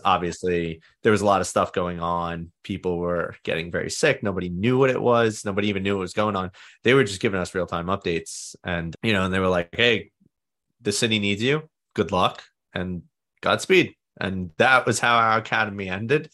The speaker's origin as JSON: {"language": "English", "town": "New York City", "region": "New York", "country": "United States", "tie": "born or raised there", "said": "I grew up in Staten Island, New York, and I've been here my whole life. I still live here."}